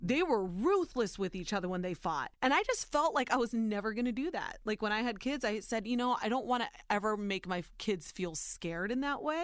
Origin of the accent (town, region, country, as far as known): Warren, Ohio, United States; born or raised there; also born or lived in Youngstown, Ohio